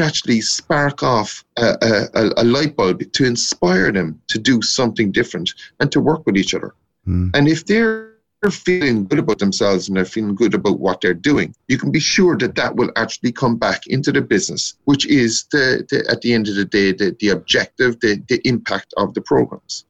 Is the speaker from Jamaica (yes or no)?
no; North Cork, Munster, Ireland; moved away as an adult; now in Dublin, Ireland; I'm a Corkman from North Cork